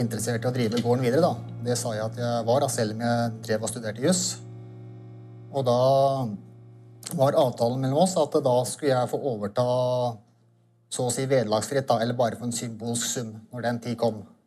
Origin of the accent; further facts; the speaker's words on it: Orderud farm, Akershus, Norway; jeg vokste opp på Ordre da, sammen med min søster og mine foreldre